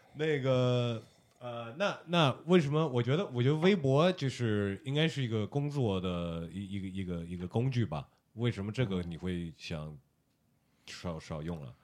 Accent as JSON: {"language": "Chinese", "country": "United States", "tie": "born or raised there", "moved": "as an adult", "lives_now": "China", "said": "我在美国长大的"}